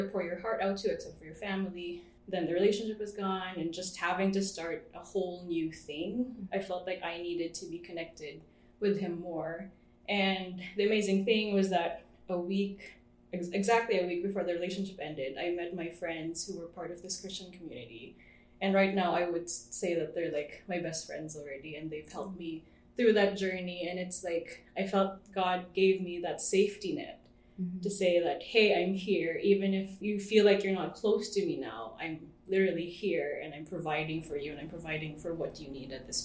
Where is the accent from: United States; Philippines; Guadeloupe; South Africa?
Philippines; moved away as an adult; now in Vancouver, Canada; I grew up in the Philippines